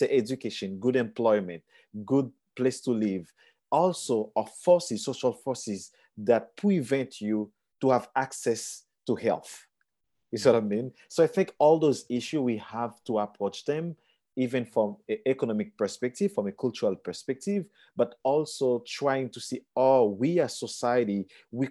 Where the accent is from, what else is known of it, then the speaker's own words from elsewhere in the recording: Haiti; moved away as an adult; living and growing up in Haiti